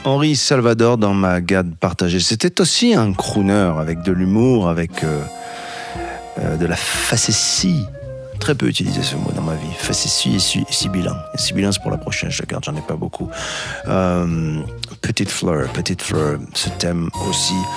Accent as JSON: {"language": "French", "town": "Casablanca", "region": "Casablanca-Settat", "country": "Morocco", "tie": "born or raised there", "said": "ma ville natale, Casablanca"}